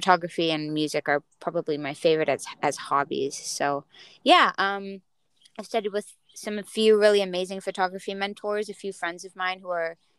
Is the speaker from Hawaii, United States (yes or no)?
yes; Hawaii, United States; growing up in Hawaii